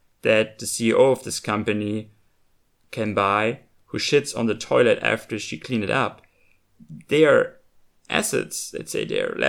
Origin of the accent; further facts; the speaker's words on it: Germany; the values that I grew up with in Germany